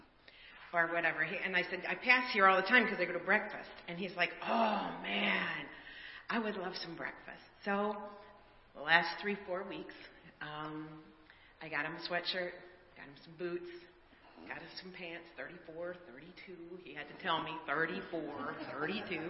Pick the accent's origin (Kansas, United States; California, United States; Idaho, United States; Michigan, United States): Michigan, United States; Kalamazoo; I'm from around Kalamazoo, and I was a teacher